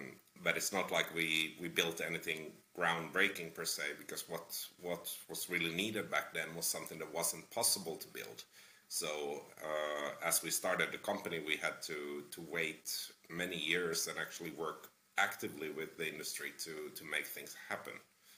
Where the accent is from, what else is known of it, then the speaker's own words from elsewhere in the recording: Finland; English is a second language; now in Toronto, Canada; I'm originally from Finland, but I lived in a bunch of different countries. Come from a fairly multicultural background. And I ended up living for the last 6 years in a fairly multicultural city, Toronto in Canada.